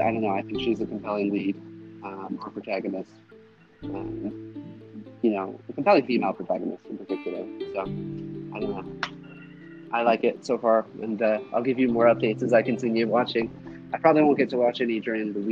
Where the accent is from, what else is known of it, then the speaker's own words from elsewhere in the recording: Nevada, United States; growing up in Nevada and instead